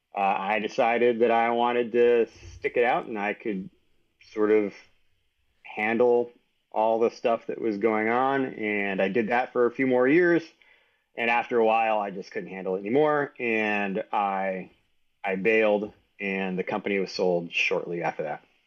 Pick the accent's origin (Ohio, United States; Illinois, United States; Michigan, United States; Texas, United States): Texas, United States; San Antonio; also born or lived in New York City; now in Boulder, United States; I was born in New York City, uh, but moved to San Antonio, Texas when I was one year old